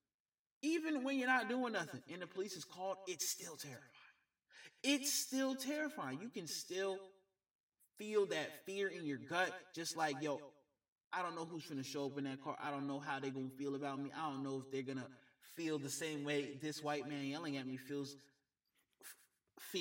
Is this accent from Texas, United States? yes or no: no; Georgia, United States; my home state of Georgia